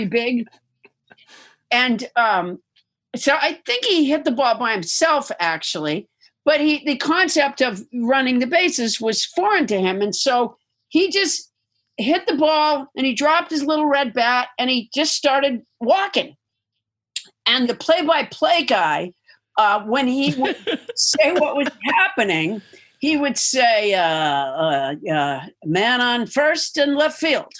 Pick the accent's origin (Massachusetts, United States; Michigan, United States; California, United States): Massachusetts, United States; I'm from Massachusetts, and so I used to watch the Red Sox